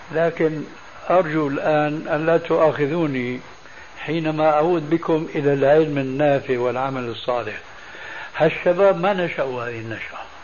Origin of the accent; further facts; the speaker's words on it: Syria; وعندنا في سوريا